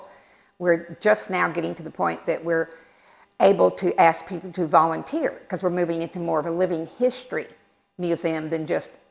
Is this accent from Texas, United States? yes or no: yes; Texas, United States; now in Pitt County, North Carolina, United States; I've been in Pitt County for 30 years. I'm originally from Texas